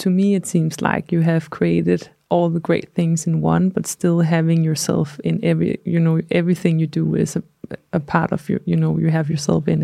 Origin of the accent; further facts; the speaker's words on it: Copenhagen, Capital Region of Denmark, Denmark; English is a second language; We are both from Copenhagen, but we are quite international now, so we speak English